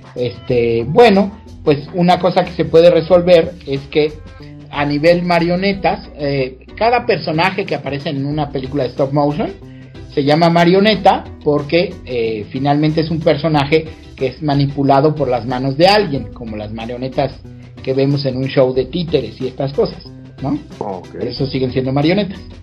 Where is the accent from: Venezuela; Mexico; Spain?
Mexico; soy el único mexicano en haber creado personajes y marionetas